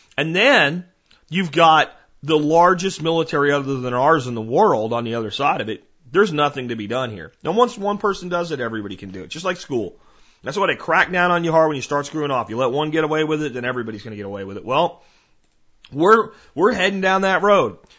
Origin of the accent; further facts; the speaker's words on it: Texas, United States; my home state of Texas